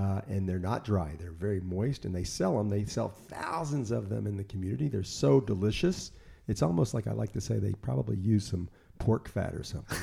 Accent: Memphis, Tennessee, United States; moved away as an adult; now in Israel; my hometown of Memphis

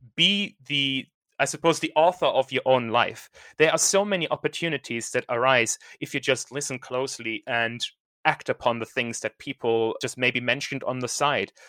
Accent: Germany; now in United Kingdom; I'm from Germany, and I'm sort of thinking, okay, do I want to go back to Germany at some point?

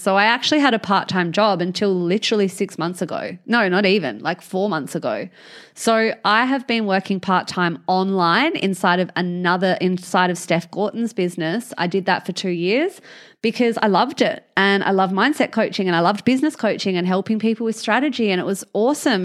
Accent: Albany, Western Australia, Australia; I'm from Albany

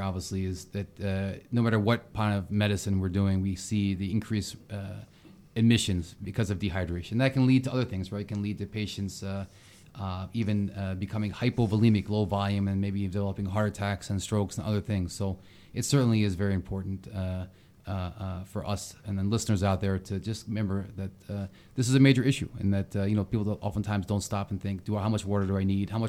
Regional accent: Ocean City, Maryland, United States; And I grew up near Ocean City, Maryland. So I'm going to give a little shout out to my old hometown.

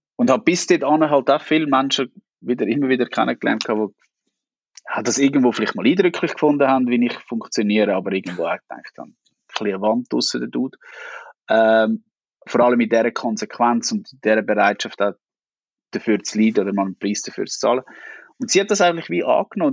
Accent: Niederwil, Aargau, Switzerland; Ich bin in Niederwil aufgewachsen

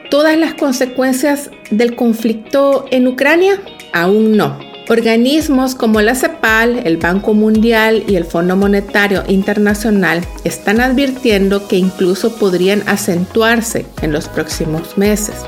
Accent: El Salvador

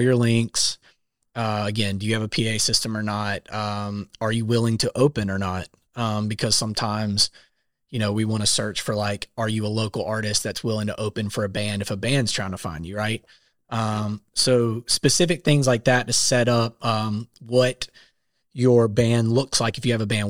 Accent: South Carolina, United States; moved away as an adult; now in Nashville, United States; I am from South Carolina, moved to Nashville about six years ago.

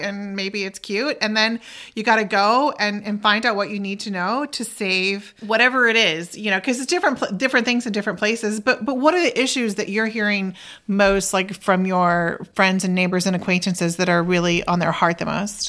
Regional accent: Oklahoma, United States; moved away as an adult; I'm originally from Oklahoma

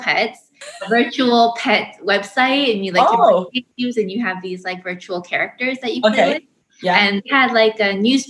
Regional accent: Vancouver, British Columbia, Canada; my parents immigrated from South Korea to Vancouver, BC, where I was born. My siblings and I were all born in Canada. So yeah, I was born and raised here, lived here my whole life.

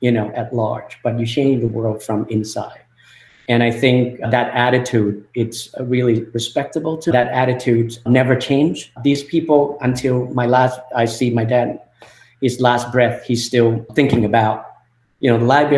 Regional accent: Thailand; English is a second language; moved away as an adult; also born or lived in UC Berkeley, California; my early life growing up in Thailand

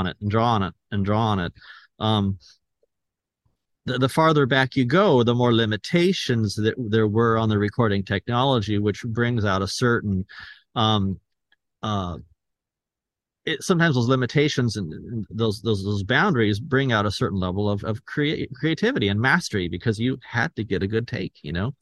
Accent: Escondido, California, United States; my hometown here in Escondido

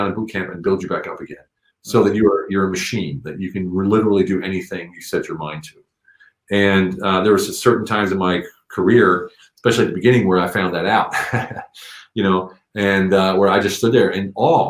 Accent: Pennsylvania, United States; moved away as an adult; also born or lived in Germany / Europe; I was born in Pennsylvania, USA

